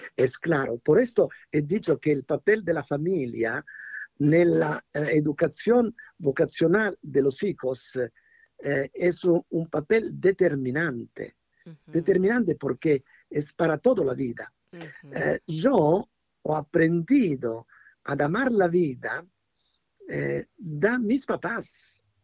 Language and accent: Spanish; Italy; Spanish is a second language; moved away; en italiano decimos